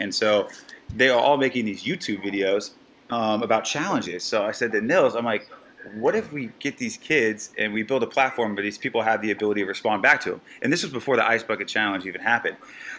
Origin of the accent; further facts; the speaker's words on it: Southern California, United States; moved away as an adult; also born or lived in San Luis Obispo, California; now in Florida, United States; I grew up in Southern California, went to school in Central California in San Luis Obispo